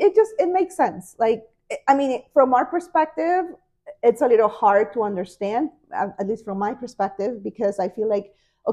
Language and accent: English; Peru; born or raised there; first language Spanish; English is a second language; now in United States